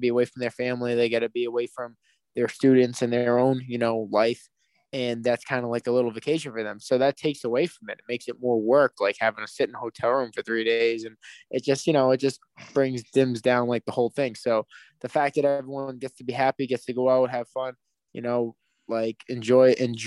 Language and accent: English; Boston, Massachusetts, United States; my hometown in Boston